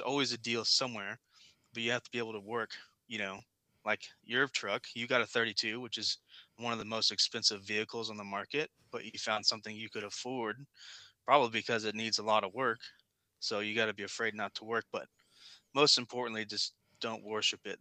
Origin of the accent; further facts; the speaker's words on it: Kansas City, United States; moved away as an adult; now in Virginia, United States; I grew up in Kansas City